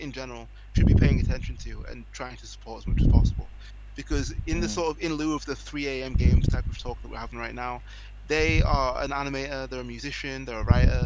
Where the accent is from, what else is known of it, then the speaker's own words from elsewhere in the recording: England, United Kingdom; I'm from England